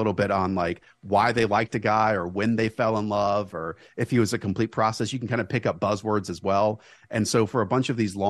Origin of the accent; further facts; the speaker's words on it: Charlotte, North Carolina, United States; I grew up in Charlotte.